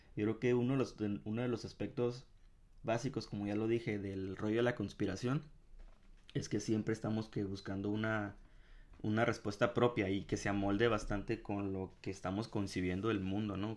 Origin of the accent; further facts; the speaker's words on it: Ensenada, Baja California, Mexico; yo volví a mi casa. Eh, en, en, Ensenada